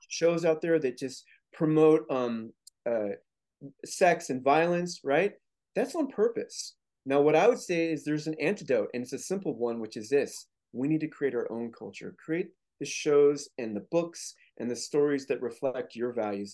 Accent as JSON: {"language": "English", "town": "St. Louis", "region": "Missouri", "country": "United States", "tie": "born or raised there", "said": "I grew up in Saint Louis, Missouri"}